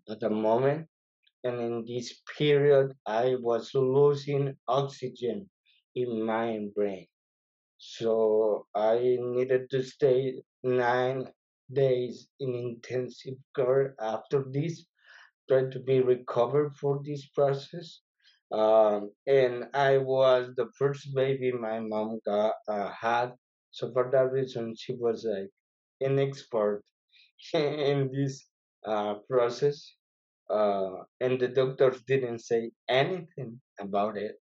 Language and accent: English; Tegucigalpa, Francisco Morazán, Honduras; English is a second language; moved away as an adult; now in Michigan, United States; Well, I am from Honduras. Uh, I did born in Tegucigalpa, which is the capital of Honduras.